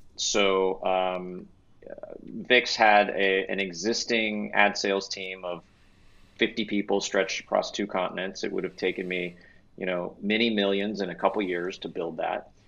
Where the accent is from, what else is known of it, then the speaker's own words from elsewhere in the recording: Texas, United States; now in Los Angeles, United States; I grew up in Texas